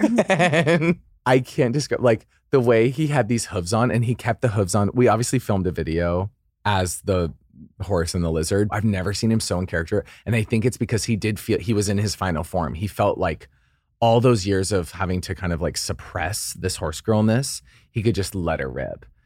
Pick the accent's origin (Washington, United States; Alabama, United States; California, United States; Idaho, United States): Idaho, United States; I grew up in Idaho